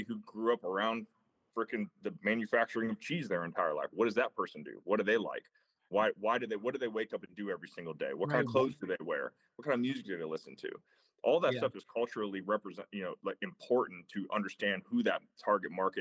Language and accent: English; Tampa, Florida, United States; I grew up in Tampa, Florida, kind of classic, like Florida kid, man, like played ball at Florida State